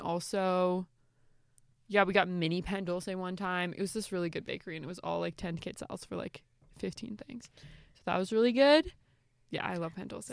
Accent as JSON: {"language": "English", "country": "Canada", "also_born_or_lived": "Guatemala", "said": "I'm like from Canada, like I'm just living here"}